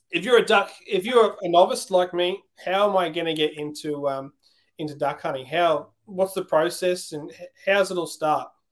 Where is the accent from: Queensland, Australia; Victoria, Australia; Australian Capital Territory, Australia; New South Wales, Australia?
Queensland, Australia; I'm from Queensland